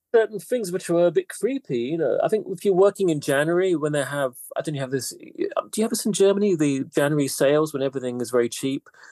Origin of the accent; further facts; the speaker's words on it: United Kingdom; also born or lived in London; I'm half Greek actually, but still, I, I, I, I grew up in Britain. I never lived in Greece.